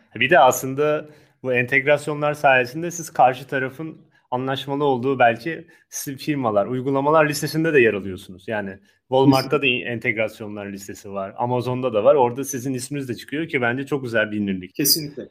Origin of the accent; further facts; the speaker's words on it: Turkey; Türk insanı, Akdeniz insanı dediğimiz.